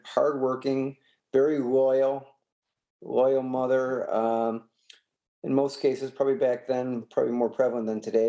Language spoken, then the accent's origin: English; Warren, Michigan, United States; I was raised in Warren, Michigan